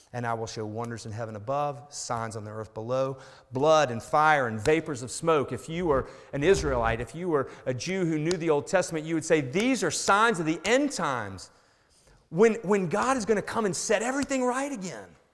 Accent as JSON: {"language": "English", "town": "Chattanooga", "region": "Tennessee", "country": "United States", "tie": "born or raised there", "said": "I grew up outside of Chattanooga, Tennessee, on a lake"}